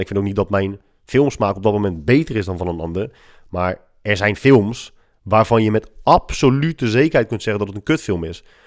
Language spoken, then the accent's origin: Dutch; Netherlands; wij als Hollanders